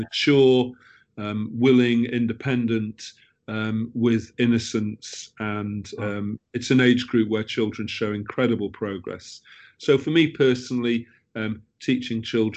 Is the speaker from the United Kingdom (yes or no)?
yes; United Kingdom; moved away as an adult; also born or lived in Middle East / France; as a Brit